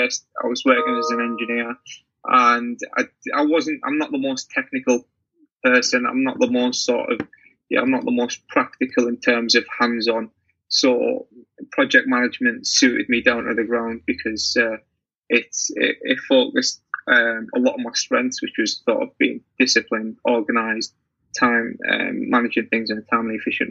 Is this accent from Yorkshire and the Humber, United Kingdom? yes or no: no; Teesside, North East England, United Kingdom; I'm from Tayside